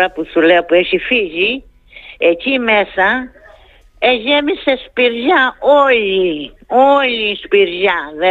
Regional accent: Kastelli, Crete, Greece; moved away; αυτό έφυγα από την Κρήτη και δεν θέλω να ξαναγυρίσω.

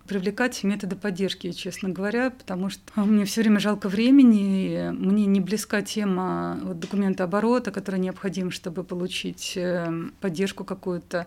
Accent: Kaluga, Kaluga Oblast, Russia; я из Калуги

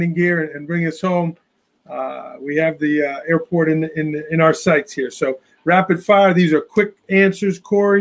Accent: New York, United States; I'm a New Yorker

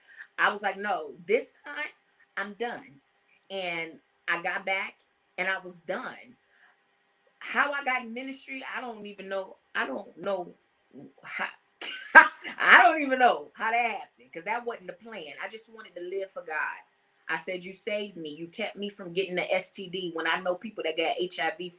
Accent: Compton, California, United States; also born or lived in Los Angeles, California; now in Atlanta, United States; I'm from Compton, California

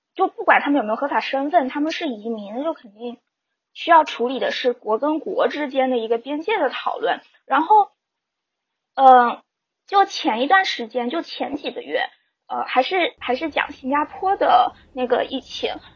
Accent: Fujian, China; now in Canada; 我是福建人

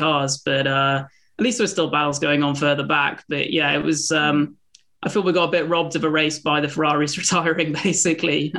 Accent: United Kingdom; I'm a British racing driver

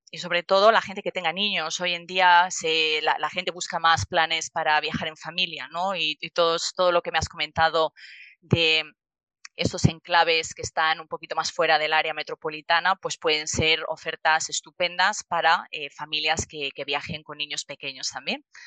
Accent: Madrid, Community of Madrid, Spain; now in Brisbane, Australia; como buena madrileña que soy

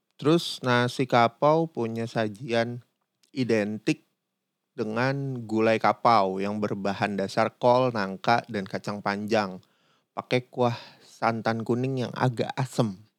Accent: Jakarta, Indonesia; also born or lived in Padang; gue sendiri orang Padang, tapi gue gede di Jakarta

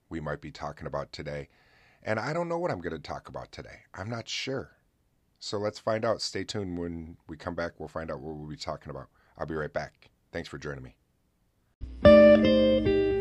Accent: upstate New York, United States; my hometown of Buff, uh, upstate New York

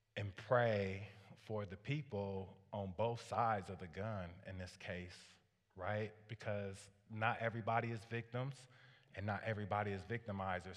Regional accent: Waterloo, Iowa, United States; I grew up, uh, in a low-income family on the, uh, east side of Waterloo

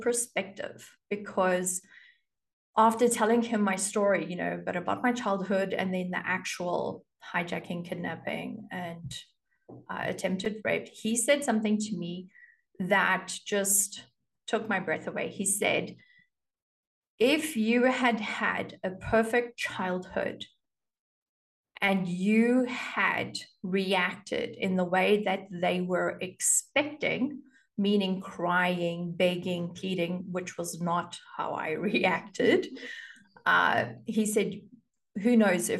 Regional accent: South Africa; I grew up in South Africa and you get your driver's license at the age of 18

